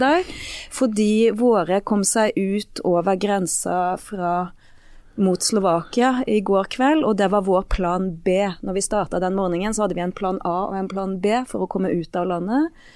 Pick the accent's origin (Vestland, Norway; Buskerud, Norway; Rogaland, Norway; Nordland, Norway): Vestland, Norway; Bømlo; moved away as an adult; also born or lived in Eastern Norway; now in Stavanger, Norway; Jeg har vokst opp på Bømlo